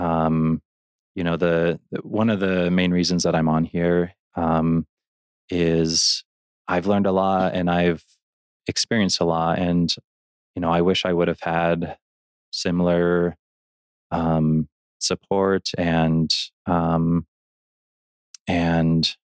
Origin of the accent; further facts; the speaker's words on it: Elgin, Illinois, United States; now in Roy, United States; I grew up in Illinois in a city called Elgin